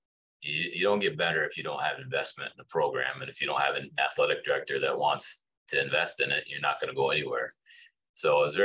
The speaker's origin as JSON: {"language": "English", "town": "Amherst", "region": "Massachusetts", "country": "United States", "tie": "born or raised there", "said": "I grew up here in Amherst, so we were coming to visit my in-laws."}